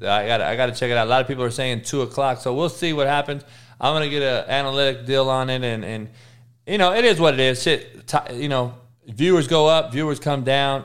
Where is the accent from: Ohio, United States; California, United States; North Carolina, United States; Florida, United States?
California, United States; Los Angeles; L A is my hometown